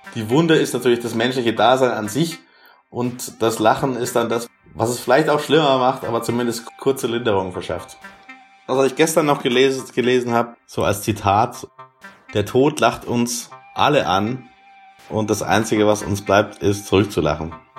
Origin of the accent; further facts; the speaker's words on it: Germany; ich bin da in erster Linie erstmal nur der Deutsche